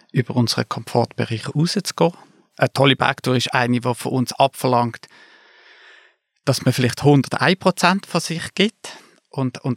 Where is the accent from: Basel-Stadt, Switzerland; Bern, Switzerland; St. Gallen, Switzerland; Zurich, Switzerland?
Basel-Stadt, Switzerland; Basel; now in Interlaken, Switzerland; Wie man hört, komme ich aus Basel, aber ich lebe in den Bergen, ich lebe in Interlaken.